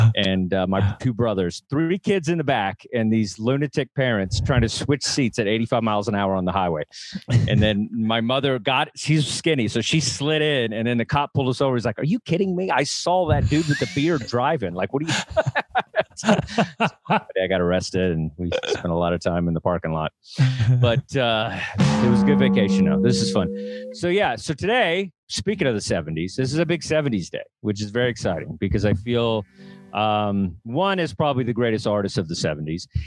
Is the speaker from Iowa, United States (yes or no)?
no; Texas, United States; growing up in Texas